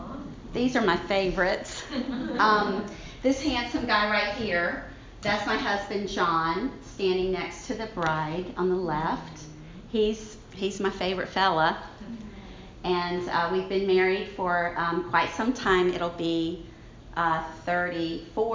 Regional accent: Baton Rouge, Louisiana, United States; accent: Southern; my strong accent and sweet smile, I'm a Southern Belle. I'm from Baton Rouge, Louisiana

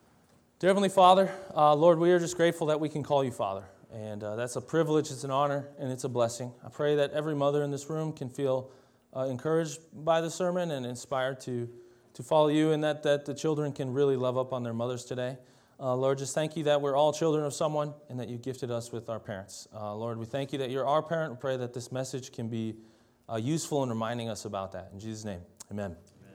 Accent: Delano, Minnesota, United States; also born or lived in Champlain Park; I grew up in Champlain Park partly, and also in Delano, Minnesota. And they're both just outside of Minneapolis, but one was a suburb and one was more rural.

